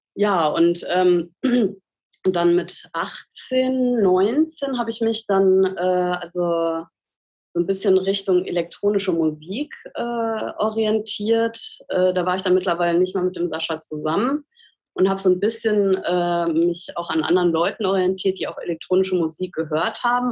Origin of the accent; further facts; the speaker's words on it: Siegen, North Rhine-Westphalia, Germany; moved away as an adult; now in Cologne, Germany; ich bin ja in Siegen aufgewachsen